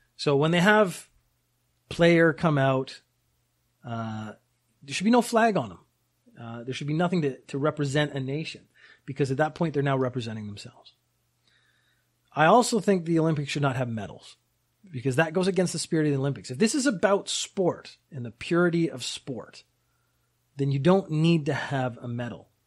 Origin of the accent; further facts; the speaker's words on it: Canada; also born or lived in United Kingdom; now in Japan; I was born in the U K, I grew up in Canada, I live in Japan.